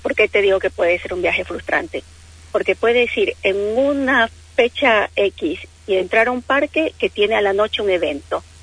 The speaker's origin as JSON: {"language": "Spanish", "country": "Ecuador", "moved": "as an adult", "lives_now": "Bahía Blanca, Argentina", "said": "Yo soy de Ecuador."}